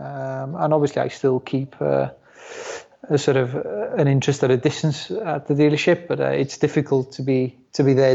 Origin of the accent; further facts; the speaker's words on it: Wales, United Kingdom; first language Welsh; English is a second language; the language at home with my parents will still be in Welsh